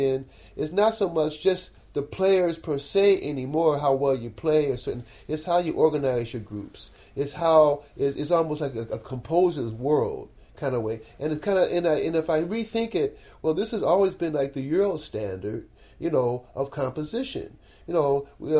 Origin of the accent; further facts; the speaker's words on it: Cleveland, Ohio, United States; I'm from Cleveland, Ohio.